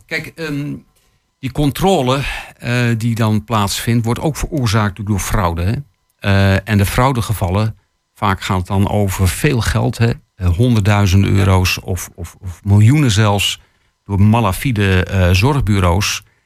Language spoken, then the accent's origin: Dutch; Netherlands; wij als Nederlanders